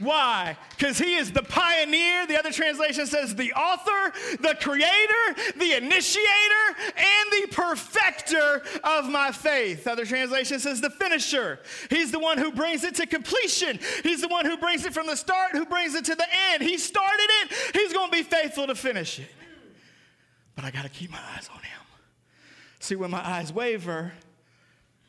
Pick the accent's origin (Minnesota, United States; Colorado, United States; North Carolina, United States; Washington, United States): Washington, United States; Seattle; moved away; Growing up in Seattle